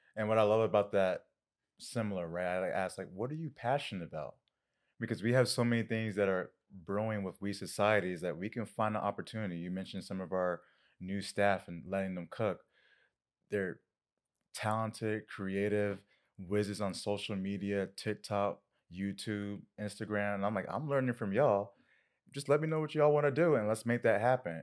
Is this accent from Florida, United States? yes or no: yes; Winter Park, Florida, United States; moved away; where I grew up in Winter Park.